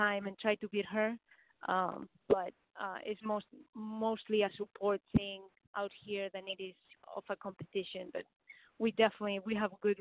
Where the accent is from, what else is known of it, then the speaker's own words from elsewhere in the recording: Madrid, Community of Madrid, Spain; moved away as an adult; also born or lived in Auburn, Alabama; I'm from Spain, so soccer is really, really big over there